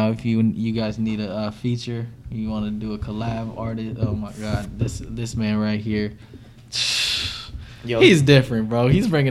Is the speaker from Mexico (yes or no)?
no; Everett, Washington, United States; also born or lived in Saipan / Virginia; then from Virginia in the same year we moved to Seattle. But I grew up most of my life in Everett.